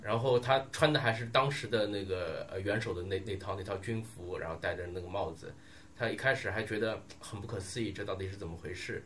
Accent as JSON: {"language": "Chinese", "country": "China", "said": "我们作为中国人啊"}